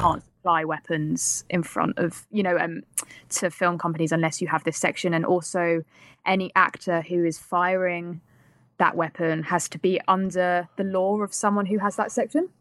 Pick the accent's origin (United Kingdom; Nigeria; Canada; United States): United Kingdom; accent: British; as a British person